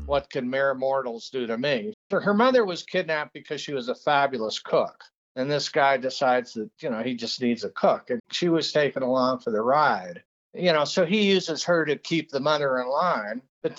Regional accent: Peru; I grew up in Peru in a very isolated mining camp.

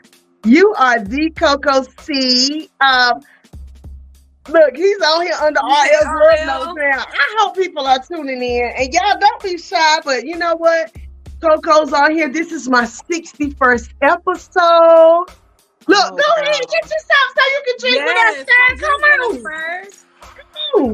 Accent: Greensboro, North Carolina, United States; also born or lived in Winston-Salem, North Carolina; I was born in Greensboro

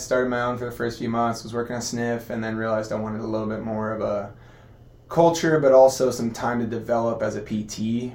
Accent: Costa Mesa, California, United States; also born or lived in Long Beach, California / Canada; moved down to Costa Mesa, grew up there, playing every sport under the sun.

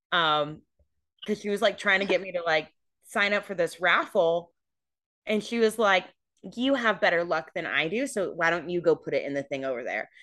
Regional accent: California, United States; I grew up in California

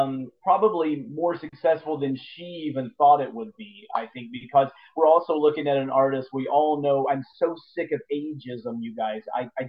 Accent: Lexington, Kentucky, United States; my hometown here in Lexington

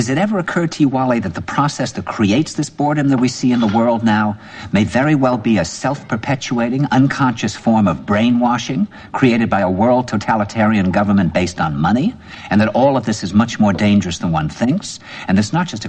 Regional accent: New York, United States; I said, "New York."

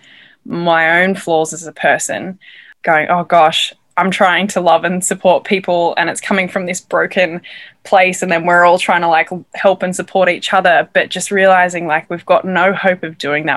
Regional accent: Australia; accent: Australian; moved away as an adult; I'm from Australia.

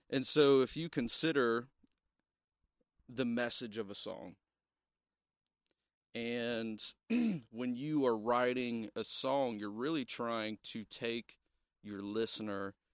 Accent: Ohio, United States; We're from Southern Ohio. Okay? We told we y'all. We talk funny.

